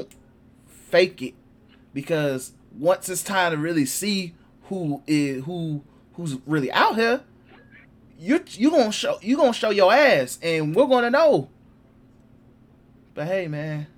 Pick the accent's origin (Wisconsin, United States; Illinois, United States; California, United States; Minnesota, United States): Illinois, United States; Chicago; I'm from Chicago